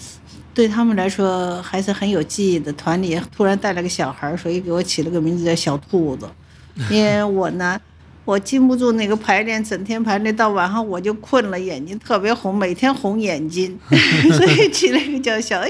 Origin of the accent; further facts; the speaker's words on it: Shanghai, China; 哎呀，难怪我是上海人，因为这次又有幸和 Anna 上海市重奏演奏